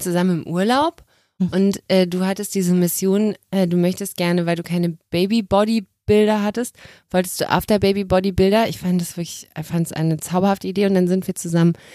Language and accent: German; Cologne area, North Rhine-Westphalia, Germany; Ich komme aus dem Umland von Köln. Ich bin da aufgewachsen.